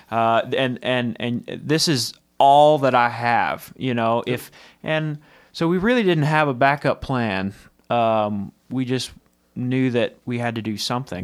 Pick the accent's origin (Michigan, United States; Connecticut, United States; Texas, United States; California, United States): Texas, United States; moved away; I'm from Texas originally, and it's Terrell in Texas